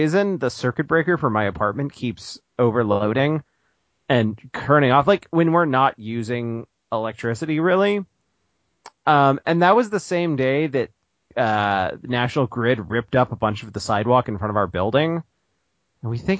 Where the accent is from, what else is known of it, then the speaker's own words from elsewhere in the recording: Louisville, Kentucky, United States; I grew up in Louisville